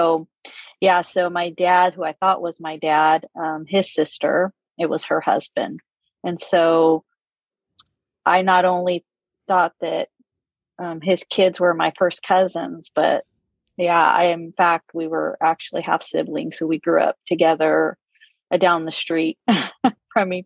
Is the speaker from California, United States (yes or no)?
yes; California, United States; I grew up in California, and I'm Hispanic